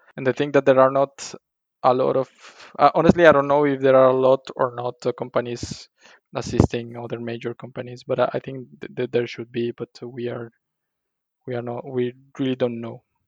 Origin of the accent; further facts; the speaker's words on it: Colima, Mexico; English is a second language; moved away as an adult; also born or lived in Monterrey, Mexico; now in Brussels, Belgium; I'm from a small town in, Colima, in Mexico called Colima and uh, after finishing my studies in, in Monterrey, I went back to my hometown